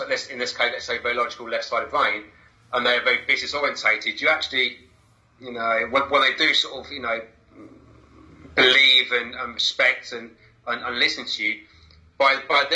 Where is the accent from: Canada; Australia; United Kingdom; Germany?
United Kingdom; Basingstoke, South East England; now in Worthing, United Kingdom; I was born in Hampshire and Basingstoke, which had a certain ethos about it